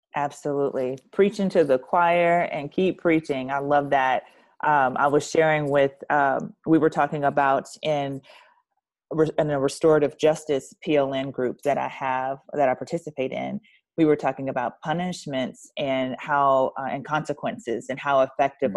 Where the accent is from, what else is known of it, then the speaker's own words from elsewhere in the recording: the Bayou, Louisiana, United States; I'm from the Bayou, so I, I, am very superstitious